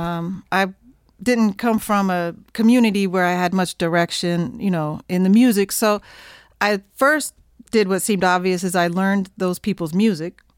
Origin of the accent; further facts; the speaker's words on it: near Oklahoma City, United States; I grew up in Oklahoma, near Oklahoma City